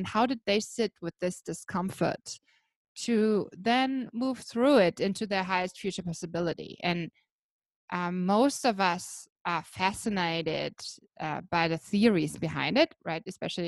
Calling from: Blue Mountains, New South Wales, Australia; I'm calling in from the beautiful Blue Mountains in Australia.

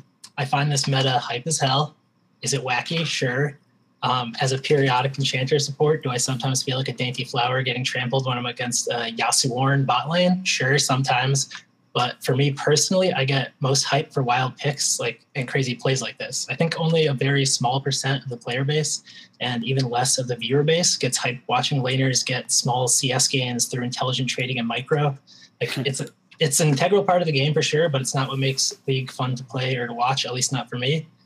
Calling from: Springfield, Massachusetts, United States; I'm calling from Springfield, Massachusetts.

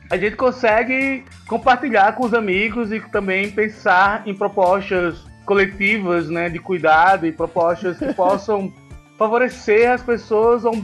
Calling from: São Paulo, Brazil; eu falo aqui de São Paulo, eu sou educador social

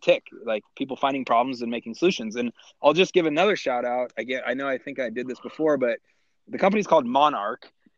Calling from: Colorado, United States; I am sitting in kind of central Colorado

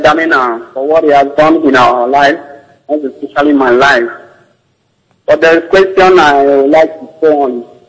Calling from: New York, United States; I'm calling from New York.

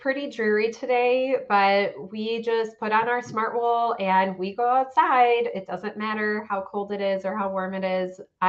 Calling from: Chicago, Illinois, United States; I'm in the northern suburbs of Chicago.

